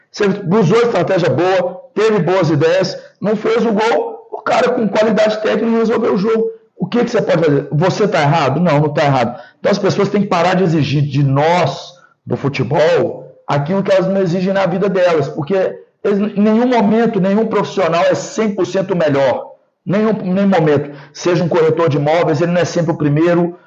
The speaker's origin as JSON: {"language": "Portuguese", "town": "Belo Horizonte", "region": "Minas Gerais", "country": "Brazil", "tie": "born or raised there", "moved": "as an adult", "lives_now": "São Paulo, Brazil", "said": "eu sou natural de Belo Horizonte, moro em São Paulo."}